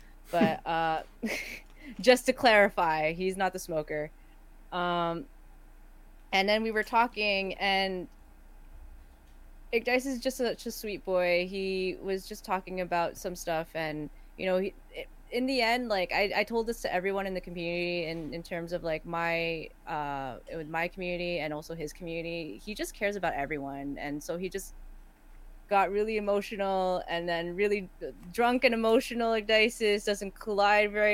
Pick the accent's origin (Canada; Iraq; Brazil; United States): Canada; I am not from here. I'm from Canada